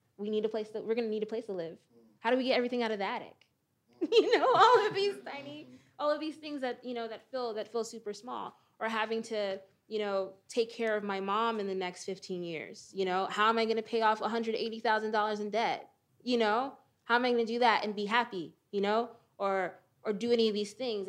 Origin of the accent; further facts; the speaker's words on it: Perth Amboy, New Jersey, United States; I live in Perth Amboy, New Jersey, my hometown